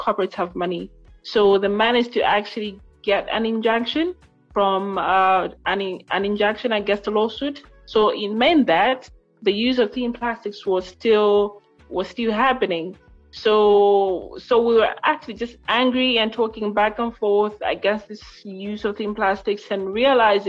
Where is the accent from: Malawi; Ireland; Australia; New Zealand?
Malawi; Lilongwe, Central Region; I am from Lilongwe, Malawi